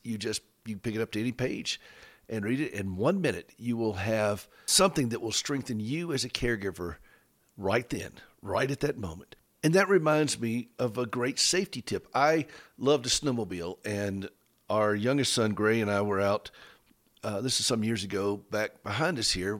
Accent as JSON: {"language": "English", "country": "United States", "said": "we're both from Carolina"}